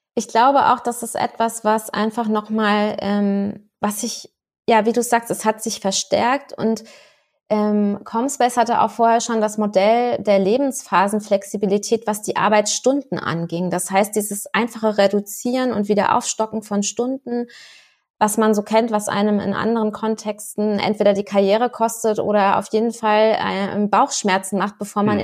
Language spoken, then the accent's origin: German; Rhineland-Palatinate, Germany; Ich als Pfälzerin